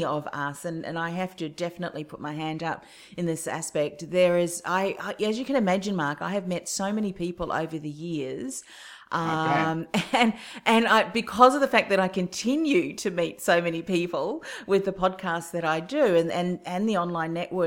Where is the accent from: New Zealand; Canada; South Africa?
New Zealand; moved away; my home country, New Zealand